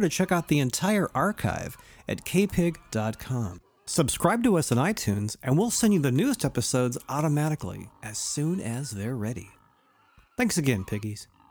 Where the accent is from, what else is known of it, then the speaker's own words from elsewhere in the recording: Pleasanton, California, United States; I grew up in Pleasanton